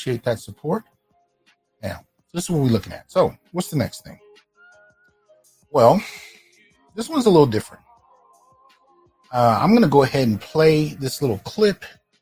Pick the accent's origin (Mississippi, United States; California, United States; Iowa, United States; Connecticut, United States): California, United States; Bay Area; also born or lived in Brooklyn, New York / San Jose / Santa Clara / Sunnyvale; I was born in Brooklyn, in Flatbush, Brooklyn, but I was raised in the Bay Area